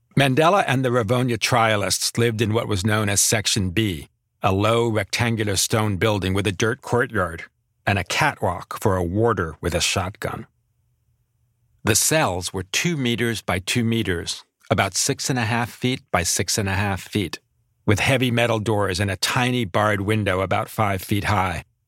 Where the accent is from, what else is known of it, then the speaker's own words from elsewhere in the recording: United States; as an American